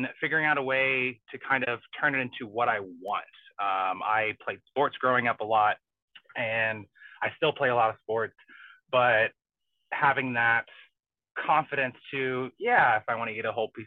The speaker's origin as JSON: {"language": "English", "region": "Southern Indiana", "country": "United States", "tie": "born or raised there", "said": "I grew up in Southern Indiana."}